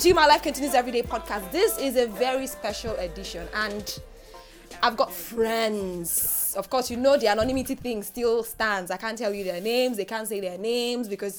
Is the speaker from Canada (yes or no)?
no; Nigeria; I am a Nigerian, we are Nigerians, and we understand what's happening in our country.